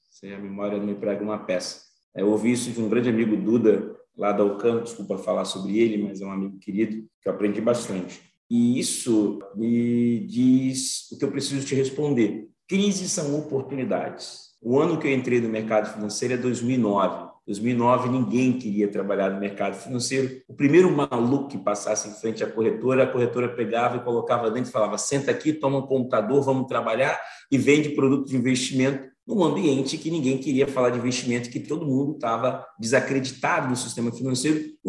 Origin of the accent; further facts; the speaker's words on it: Salvador, Bahia, Brazil; born there; also born or lived in Espírito Santo / Rio de Janeiro / São Paulo; eu fiquei nasci em Salvador, depois eu fui para o Espírito Santo, depois eu vim para o Rio de Janeiro, depois eu fui para São Paulo.